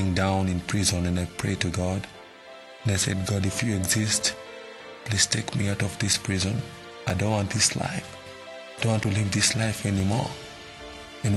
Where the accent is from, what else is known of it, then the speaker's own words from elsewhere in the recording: Nairobi, Kenya; I was born in Mathare, Nairobi, Kenya. Growing up as a kid in Mathare was not easy.